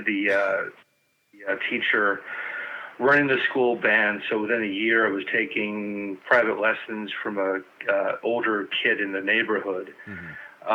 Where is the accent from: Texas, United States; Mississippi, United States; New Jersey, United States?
New Jersey, United States; northern; moved away as an adult; also born or lived in Los Angeles; now in New Hampshire, United States; I was born and raised in New Jersey